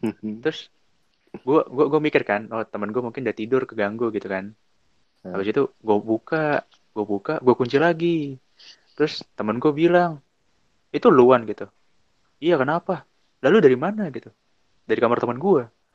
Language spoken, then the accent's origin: Indonesian; Bekasi, West Java, Indonesia; gua tuh orang Bekasi